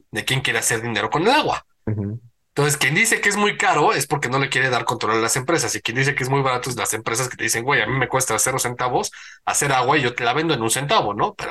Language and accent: Spanish; Mexico; Yo pero yo soy mexicano y esta en mi propio.